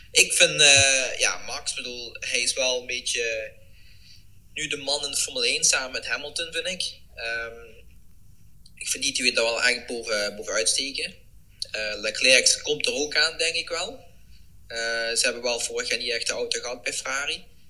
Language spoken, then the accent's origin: Dutch; Netherlands; also born or lived in Eindhoven area (lives)